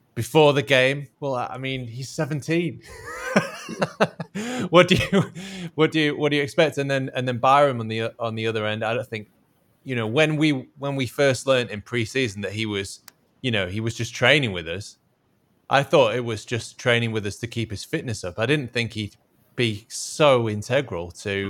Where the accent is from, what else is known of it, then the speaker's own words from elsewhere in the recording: Yorkshire and the Humber, United Kingdom; especially as a as a Yorkshireman